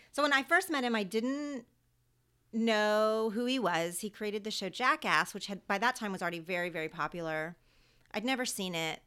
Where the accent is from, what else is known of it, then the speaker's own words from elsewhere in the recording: Oklahoma, United States; accent: twangy; moved away as an adult; now in Los Angeles, United States; When I was growing up in Oklahoma